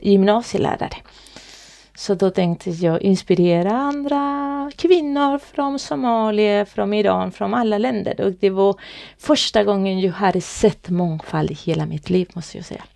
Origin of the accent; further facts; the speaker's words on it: Chile; Swedish is a second language; moved away as an adult; now in Sweden; Jag kommer ifrån Chile. Ah. Det är där jag kommer ifrån. Men jag, jag har bott här i Sverige i många år nu